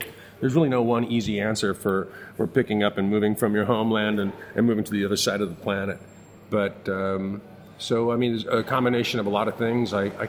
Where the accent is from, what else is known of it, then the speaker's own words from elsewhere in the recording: Midwest, United States; accent: Midwestern; moved away as an adult; also born or lived in Chicago; now in Buenos Aires, Argentina; It's much more of a Midwestern accent with about 15 years of Chicago piled up on top